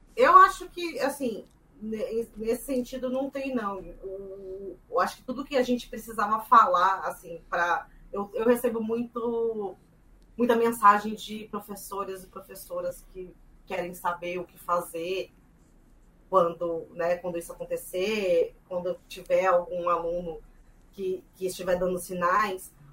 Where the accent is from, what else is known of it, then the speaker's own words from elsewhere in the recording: Mato Grosso do Sul, Brazil; eu sou do Mato Grosso do Sul também